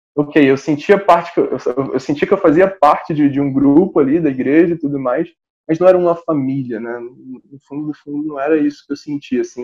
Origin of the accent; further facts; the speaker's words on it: Rio de Janeiro, Brazil; eu sou do Rio de Janeiro, nasci e moro aqui